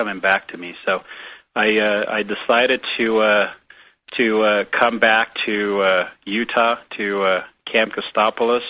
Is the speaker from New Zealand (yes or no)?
no; Romania; moved away as an adult; now in United States; I grew up in Romania before moving to the United States